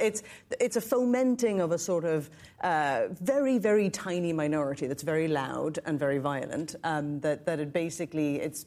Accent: Northern Ireland, United Kingdom; now in New York City, United States; I come from Northern Ireland, just north of the border.

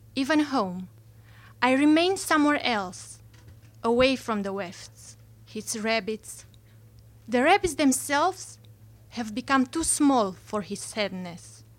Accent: Romania; moved away; I'm not from here. I'm from Romania

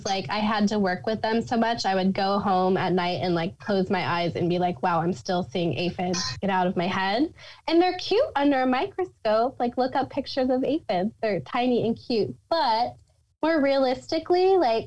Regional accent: Papillion, Nebraska, United States; also born or lived in Lincoln, Nebraska; I grew up in Papillion, Nebraska

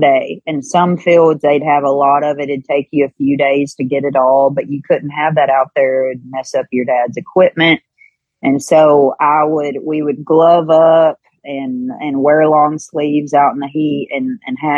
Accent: Kentucky, United States; born or raised there

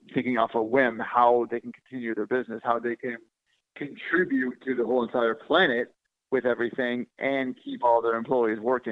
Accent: Silicon Valley, California, United States; moved away; I'm from Silicon Valley originally

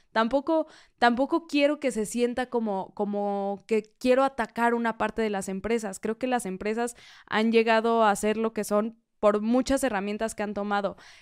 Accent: Mexico; como mexicanos

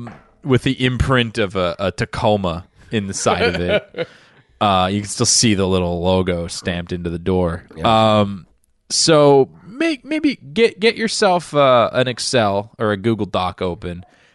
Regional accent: Ireland; As an Irishman, I get worried that other people can't handle the kind of drinking that's going to go on at German Oktoberfest.

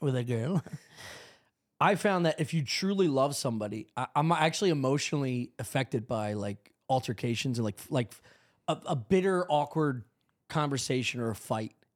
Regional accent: Drexel Hill, Pennsylvania, United States; also born or lived in West Chester, Pennsylvania; We moved from Drexel Hill

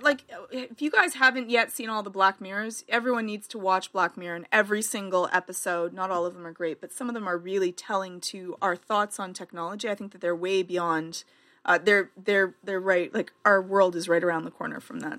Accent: Canada; I'm Canadian

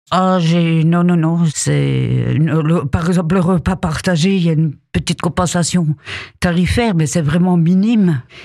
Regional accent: Épinal, Grand Est, France; also born or lived in Alsace; je suis d'origine d'Épinal

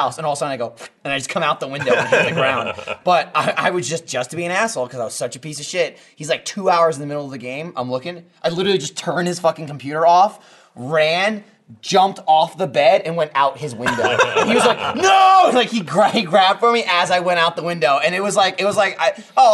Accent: New Jersey, United States; we grew up in Jersey.

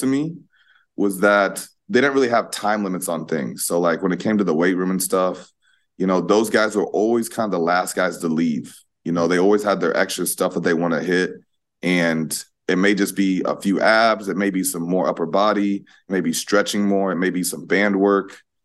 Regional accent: Iowa, United States; moved away as an adult; now in New York City, United States; represent my hometown, represent Iowa as, as a state

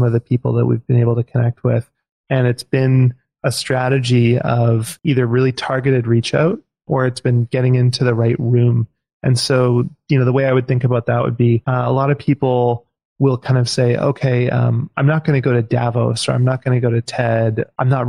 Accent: Vancouver, British Columbia, Canada; now in Victoria, Canada; I moved here when I was 15. I grew up in Vancouver.

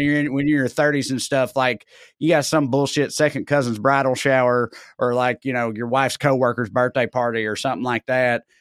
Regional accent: Tennessee, United States; now in Los Angeles, United States; not only am I from Tennessee, I wanna be, I wanted to be, like, I'm from Tennessee

